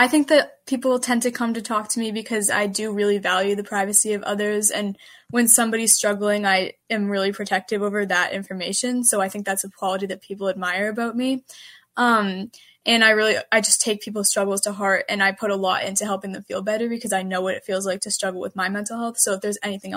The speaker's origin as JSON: {"language": "English", "region": "Massachusetts", "country": "United States", "said": "I'm from Massachusetts"}